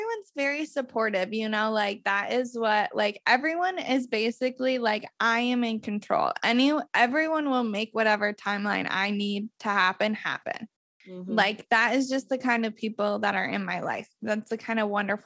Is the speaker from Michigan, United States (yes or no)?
no; Iowa, United States; now in Portland, United States; move home to Iowa